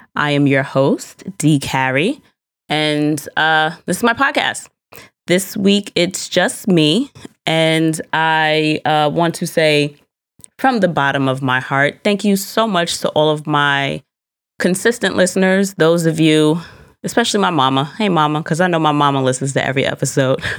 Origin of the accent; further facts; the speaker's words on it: United States; I do enjoy being an American